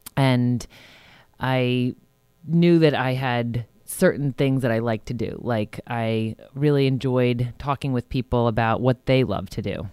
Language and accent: English; Huntington, New York, United States; moved away as an adult; also born or lived in Arizona / Rhode Island; now in Westchester, United States; I grew up in Huntington, New York, which is a part of Long Island, New York. And I spent, um, my entire childhood there